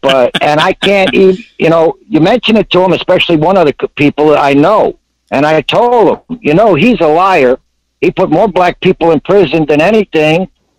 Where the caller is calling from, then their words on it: Tampa, Florida, United States; From Tampa, Florida.